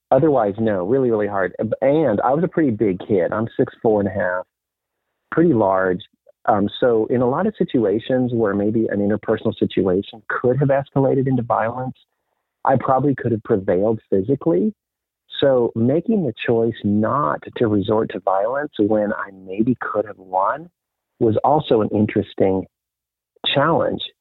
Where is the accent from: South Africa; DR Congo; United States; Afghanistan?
DR Congo; moved away; also born or lived in Botswana; I was raised a Mennonite missionary kid in Africa. My parents I grew up in Africa and lived in a couple different places. One was Zaire, which is the Democratic Republic of Congo.